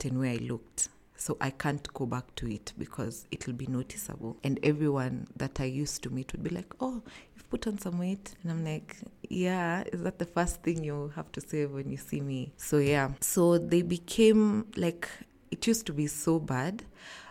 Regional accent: Nairobi, Kenya; I'm from Nairobi, Kenya

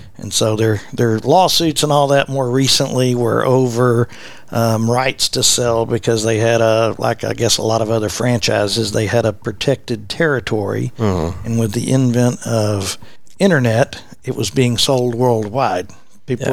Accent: Fort Worth, Texas, United States; I'm born and raised in West Fort Worth

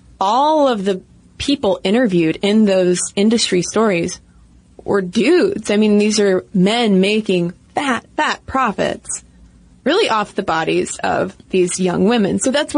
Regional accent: Dallas, Texas, United States; moved away as an adult; now in Turkey; moved to Turkey with my husband and kids 2 years ago, and let me tell you, it's been an adventure. I'm originally from Dallas, so it was quite a culture shock from day one.

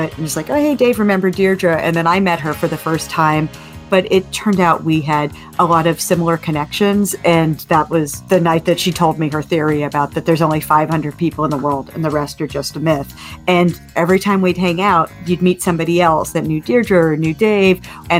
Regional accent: Los Angeles, California, United States; it turned out I was from LA.

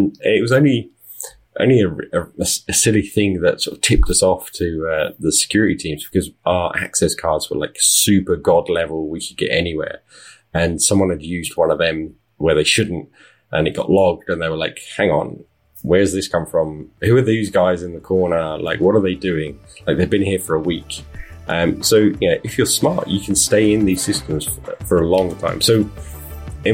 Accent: United Kingdom; accent: British; moved away as an adult; now in Las Vegas, United States; I am British. You can tell from my accent, but my wife and I moved to Las Vegas.

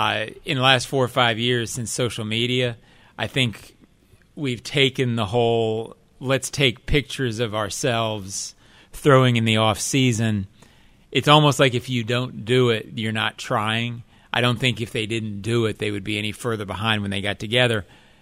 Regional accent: Jacksonville, Florida, United States; I'm from Jacksonville. {S2} Yes. {S3} So I grew up on the Suns.

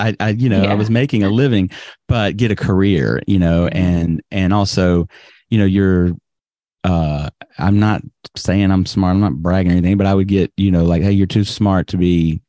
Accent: Birmingham, Alabama, United States; moved away as an adult; also born or lived in New York / Greece; now in Japan; I grew up in Birmingham and in fact, I didn't go anywhere for the first 21 years of my life.

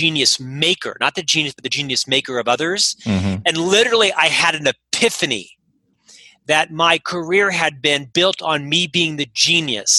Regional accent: Orlando, Florida, United States; now in Salt Lake City, United States; I'm actually from Orlando, Florida. Born and raised in Central Florida

